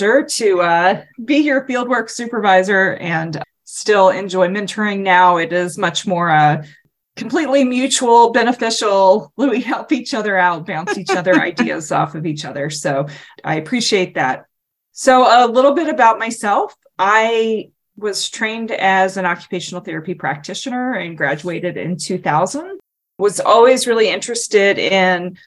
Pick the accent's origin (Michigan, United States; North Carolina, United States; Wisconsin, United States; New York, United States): North Carolina, United States; moved away as an adult; now in Washington, D.C., United States; my hometown congressman